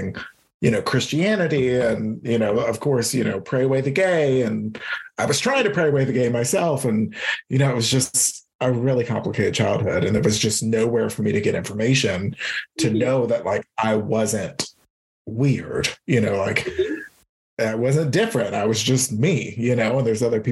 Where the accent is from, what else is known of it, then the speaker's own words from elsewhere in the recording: Baton Rouge, Louisiana, United States; I grew up in Baton Rouge, Louisiana, so the Deep South